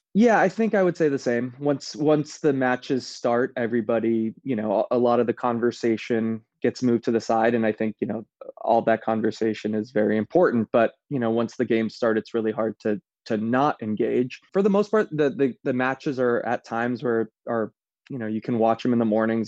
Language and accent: English; United States; as an American